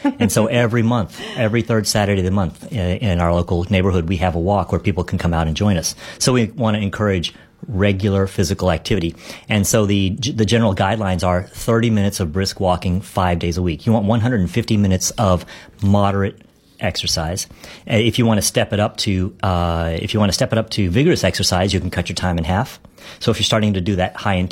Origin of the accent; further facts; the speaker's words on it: Dallas, Texas, United States; I love my hometown